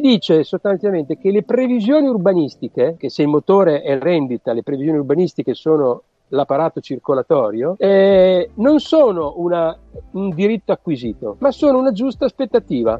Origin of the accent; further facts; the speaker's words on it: Rimini, Emilia-Romagna, Italy; moved away as an adult; also born or lived in Venice / Treviso / Bologna; io sono romagnolo di Rimini, ma ho studiato a Venezia